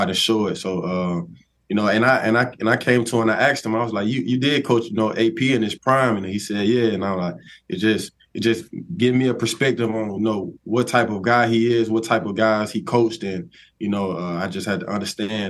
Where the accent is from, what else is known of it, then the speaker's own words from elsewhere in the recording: Tuscaloosa, Alabama, United States; growing up in Tuscaloosa, I always been like, you know, diehard Alabama fan.